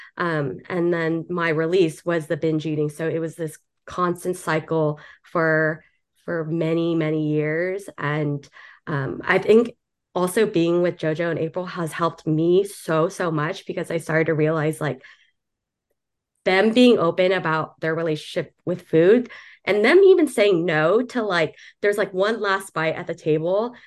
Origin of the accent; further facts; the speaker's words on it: Southern California, United States; now in New York City, United States; originally from Southern California, moved over to New York City